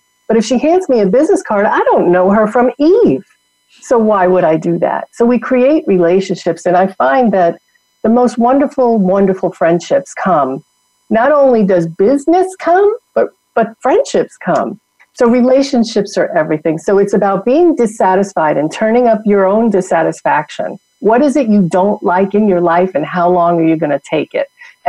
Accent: New York, United States; accent: New York; moved away as an adult; also born or lived in Atlanta; I go to New York and my New York accent comes back in a heartbeat. Right? And I've been gone from New York since I'm 21.

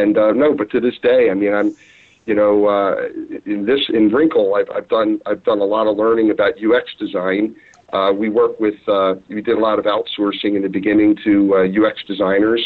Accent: Philadelphia, Pennsylvania, United States; My brother Jeff and I, since we were kids, we sold pretzels. We're from Philly and sold pretzels

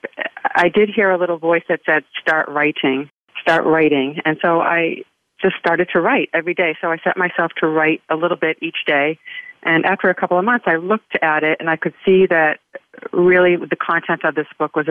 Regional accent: New England, United States; now in Florida, United States; I'm from New England

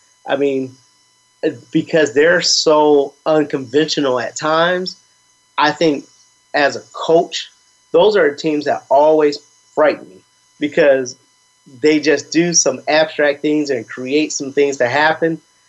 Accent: Midwest, United States; maybe I'm a little biased because I'm from the Midwest and the whole Big Ten deal.

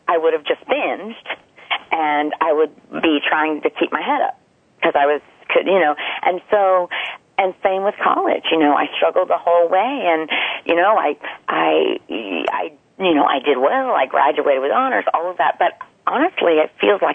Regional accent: the South, United States; I'm from the South, and everything is deep fried, cheesed

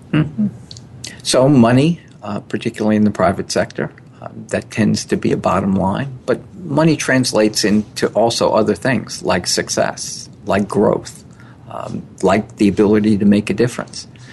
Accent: New York City, New York, United States; also born or lived in Old Chatham, New York; I was born in New York City

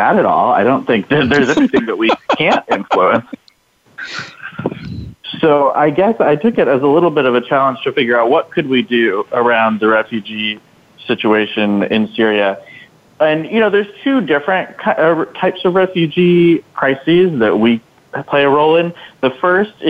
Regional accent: Signal Mountain, Tennessee, United States; I'm from Signal Mountain, Tennessee, so I know that that is sort of a part of the country where people don't think of necessarily like full-time advocates hailing from

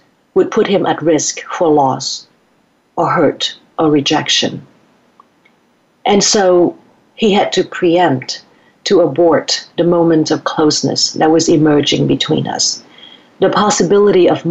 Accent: Vietnam; born or raised there; moved away

